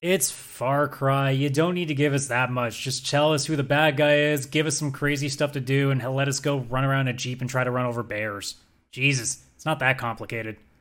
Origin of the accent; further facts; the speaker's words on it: Canada; as a Canadian